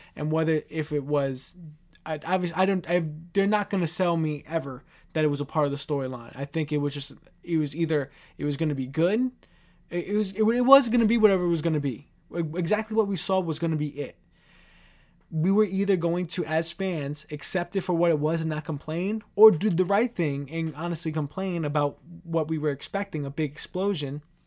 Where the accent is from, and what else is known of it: New York City, New York, United States